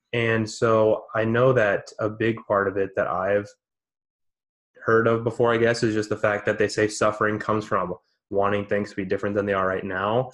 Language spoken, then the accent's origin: English; United States